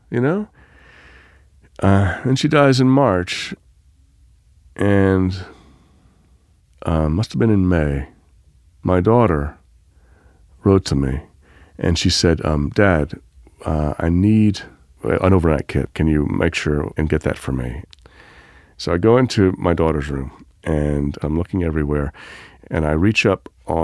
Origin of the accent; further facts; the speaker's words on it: Biloxi, Mississippi, United States; moved away; I spent my childhood growing up in my great-aunt's house in Biloxi